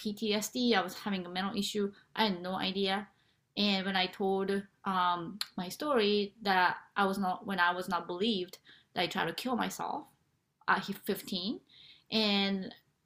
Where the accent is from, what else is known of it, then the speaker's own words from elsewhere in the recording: Japan; moved away; I am originally from Japan